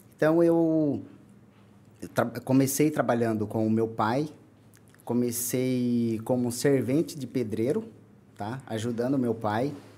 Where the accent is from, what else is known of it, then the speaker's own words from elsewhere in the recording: Salto, São Paulo, Brazil; also born or lived in Pernambuco / Itu; Eu sempre morei aqui na, na região, Salto